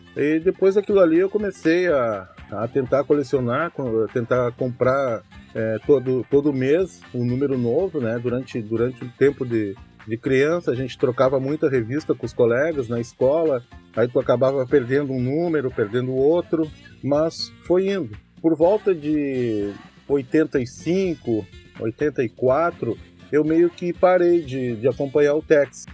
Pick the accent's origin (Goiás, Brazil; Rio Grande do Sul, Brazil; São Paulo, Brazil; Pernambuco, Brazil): Rio Grande do Sul, Brazil; Uruguaiana; sou natural de Uruguaiana